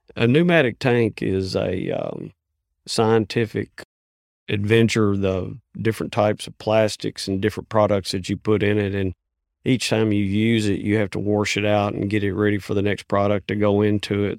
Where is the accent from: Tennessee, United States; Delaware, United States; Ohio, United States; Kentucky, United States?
Kentucky, United States; Hopkins County; I'm from Hopkins County, Kentucky